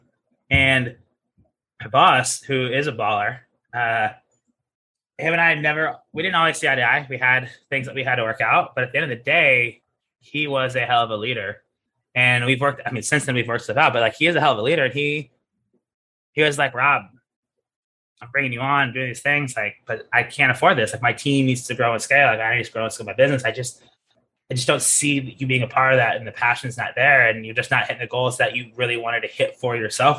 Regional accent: United States; moved away as an adult; also born or lived in Italy; As an American

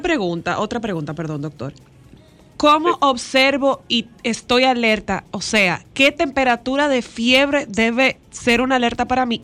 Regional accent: Dominican Republic; nosotros eh, como típicos dominicanos

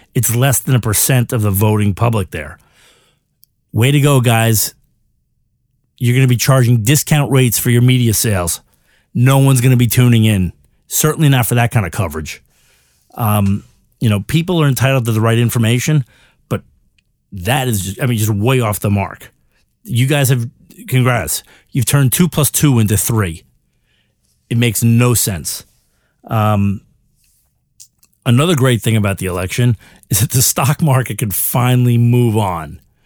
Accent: United States; as an American

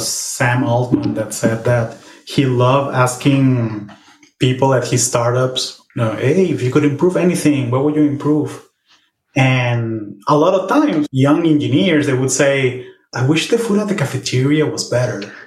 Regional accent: Venezuela; we're both Venezuelan

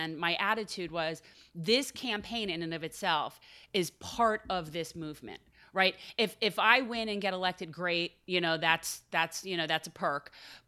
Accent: North Miami, Florida, United States; I was born in North Miami, mm-hmm. so I'm from that area, you know, originally, and I have a lot of family in the south part of Miami, so I feel like a townie, but now I definitely prefer Broward.

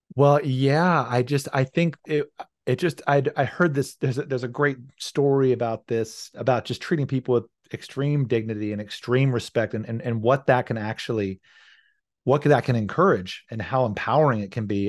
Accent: rural Virginia, United States; moved away as an adult; now in Seattle, United States; I'd grown up in a very rural part of Virginia

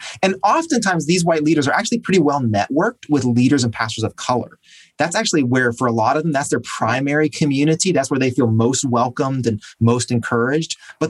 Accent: Tennessee, United States; born there; also born or lived in North Carolina; I was born in East Tennessee, didn't live there very long, and then went to college in Western North Carolina.

